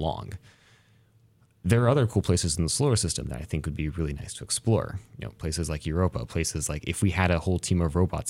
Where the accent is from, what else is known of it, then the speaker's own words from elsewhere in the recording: Baker City, Oregon, United States; So I grew up with here in Eastern Oregon, grew up in Baker City.